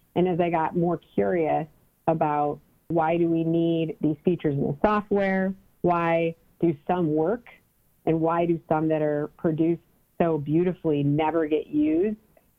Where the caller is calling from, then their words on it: Cleveland, Ohio, United States; I'm calling from Cleveland, Ohio.